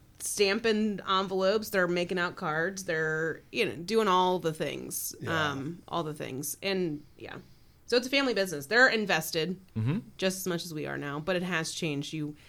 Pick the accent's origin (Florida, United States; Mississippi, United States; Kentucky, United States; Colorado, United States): Kentucky, United States; northern; moved away as an adult; now in Loveland, United States; I'm from Kentucky, northern Kentucky.